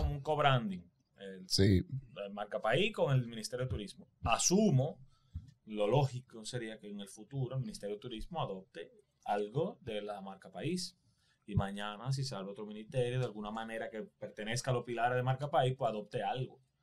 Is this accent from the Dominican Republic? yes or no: yes; Dominican Republic; nosotros somos una islita de mierda comparado con Brasil